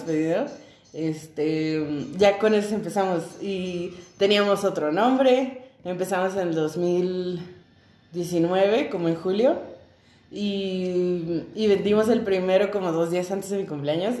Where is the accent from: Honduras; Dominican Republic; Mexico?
Mexico; Tijuana, Baja California; somos de Tijuana, nacidos y criados en Tijuana